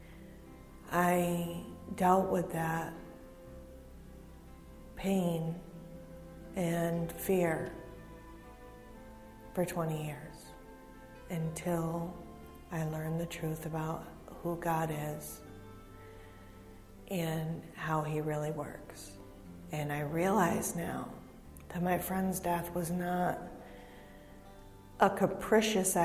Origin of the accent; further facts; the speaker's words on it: Hudson Falls, New York, United States; I'm from Hudson Falls, and I've been going to New Hope on and off for 7 years